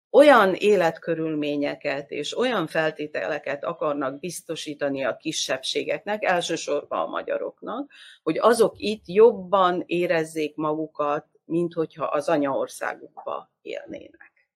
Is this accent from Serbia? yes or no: yes; Vojvodina, Serbia; a mi vajdasági magyar társadalmi életünket